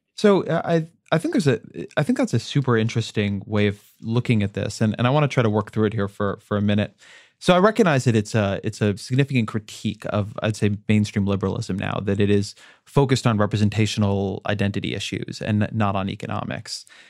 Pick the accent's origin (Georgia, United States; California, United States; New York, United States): California, United States; Orange County; my hometown of Orange County